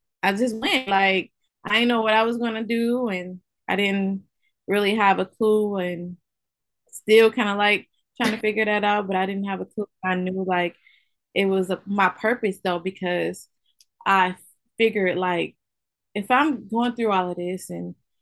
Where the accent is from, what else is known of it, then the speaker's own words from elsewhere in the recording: Albion, Michigan, United States; moved away as an adult; also born or lived in Ypsilanti, Michigan; Originally, I'm from Albion, Michigan. I was born and raised in Albion, Michigan